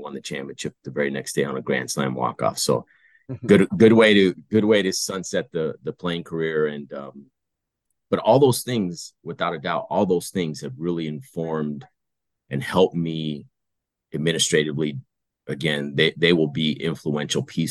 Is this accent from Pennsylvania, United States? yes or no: no; Tucson, Arizona, United States; moved away; Tucson, my hometown